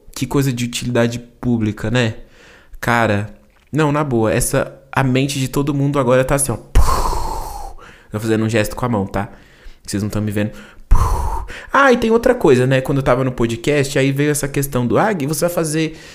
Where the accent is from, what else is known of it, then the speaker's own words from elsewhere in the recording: São Paulo, Brazil; accent: paulista R; eu sou paulista, né? Eu falo porta